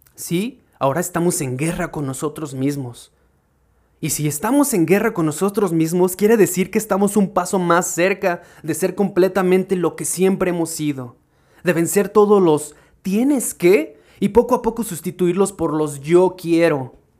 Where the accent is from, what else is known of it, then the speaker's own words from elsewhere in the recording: Irapuato, Guanajuato, Mexico; yo soy de Irapuato, mi pequeño pueblo